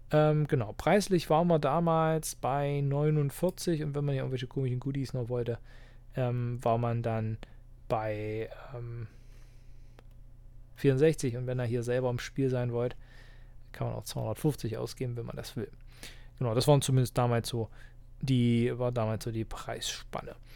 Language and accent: German; Halberstadt, Saxony-Anhalt, Germany; die ich bei mir in meiner Heimatstadt und Wohnort Halberstadt mache